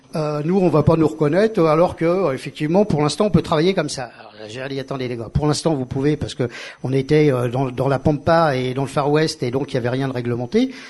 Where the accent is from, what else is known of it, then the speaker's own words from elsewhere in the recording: Paris, Île-de-France, France; moved away as an adult; also born or lived in Perpignan; quand je suis arrivé en tant que Parisien